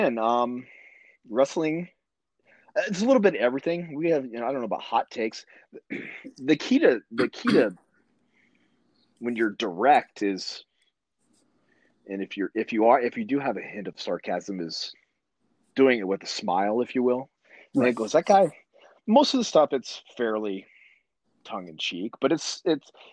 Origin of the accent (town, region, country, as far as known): small Midwest town, United States; born or raised there